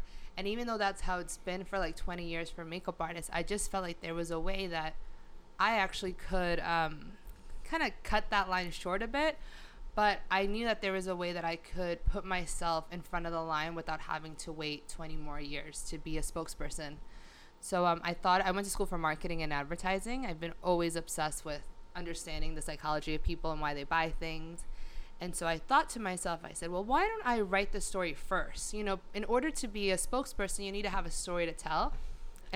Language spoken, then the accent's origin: English; Long Island, New York, United States; moved away as an adult; also born or lived in Los Angeles; now in New York City, United States; I'm a Long Island girl, 100%